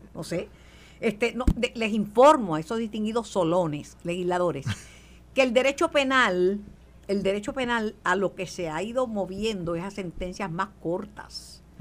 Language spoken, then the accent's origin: Spanish; Puerto Rico; tengo la mancha de plátano y, y, y que soy puertorriqueño